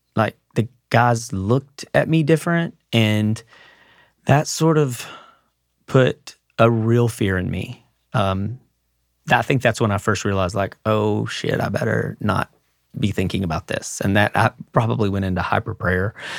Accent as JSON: {"language": "English", "town": "Mineral Wells", "region": "Texas", "country": "United States", "tie": "born or raised there", "said": "my hometown of Mineral Wells, Texas"}